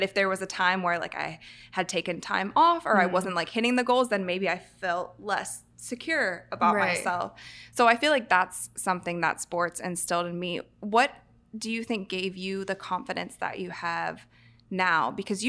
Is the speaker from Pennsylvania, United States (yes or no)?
no; Ohio, United States; I grew up in Ohio, and we would go to Michigan a lot because my grandparents lived there. But I got out of there.